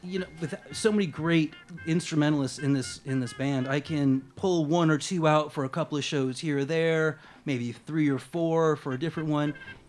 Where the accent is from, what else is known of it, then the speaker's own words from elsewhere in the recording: Canada; moved away; I come from a very Irish and Italian Catholic background. I'm originally from Canada